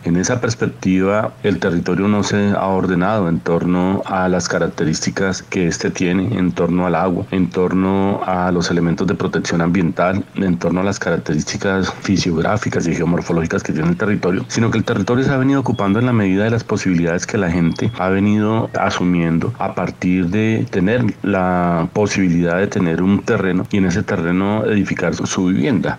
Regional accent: Colombia

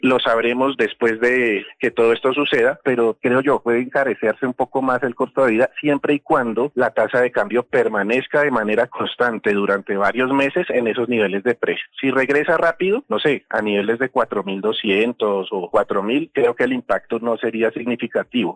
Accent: Colombia

